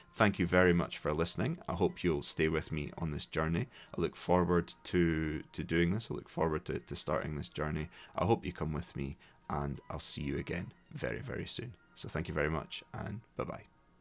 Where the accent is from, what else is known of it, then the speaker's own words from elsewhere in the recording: Dundee, Scotland, United Kingdom; accent: Scottish; also born or lived in Glasgow; was born in Dundee, grew up in Dundee, went to school there.